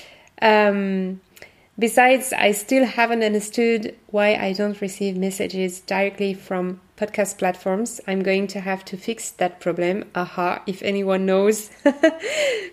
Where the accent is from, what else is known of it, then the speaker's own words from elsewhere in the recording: France; accent: French; English is a second language; my French accent